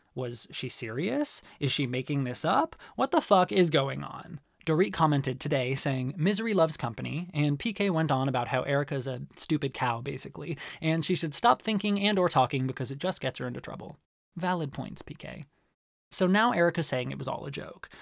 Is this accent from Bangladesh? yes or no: no; Arizona, United States; growing up in Arizona